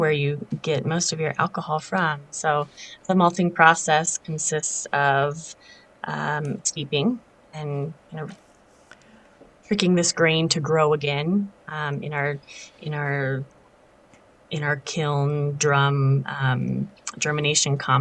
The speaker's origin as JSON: {"language": "English", "town": "Littleton", "region": "Colorado", "country": "United States", "tie": "born or raised there", "said": "I grew up down in Littleton. So, we both have a pretty long history here in Colorado"}